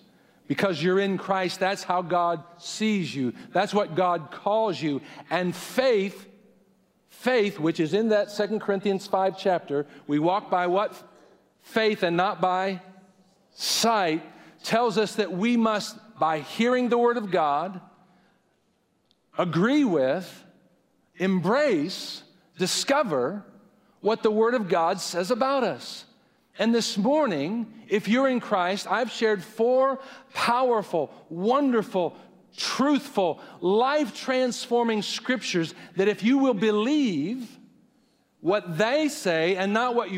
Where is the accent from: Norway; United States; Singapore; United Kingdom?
United States; now in Indiana, United States; I hate being an American, I hate living in Indiana